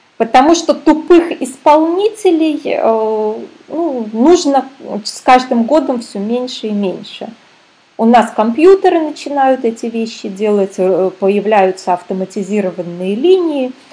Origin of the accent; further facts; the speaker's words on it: Minsk, Belarus; now in Canary Islands, Spain; я сама из Минска, а в данный момент я на Канарских островах нахожусь